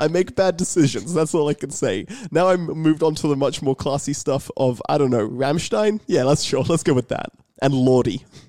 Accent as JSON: {"language": "English", "region": "England", "country": "United Kingdom", "said": "I'm English"}